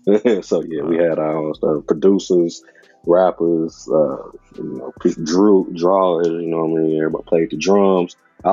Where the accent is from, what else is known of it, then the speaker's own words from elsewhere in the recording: Calumet City, Illinois, United States; I'm from originally from Cal City, which is a suburb like probably 15 minutes from Chicago. So I grew up out there, moved a lot.